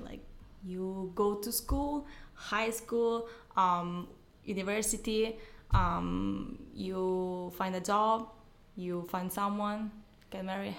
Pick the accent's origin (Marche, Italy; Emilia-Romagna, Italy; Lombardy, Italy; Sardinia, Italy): Emilia-Romagna, Italy; Bologna; also born or lived in Ecuador / Milan, Italy; About …, and I grew up here in Italy. I for like 5 or 6 years I live in Milan, close to Como Lake.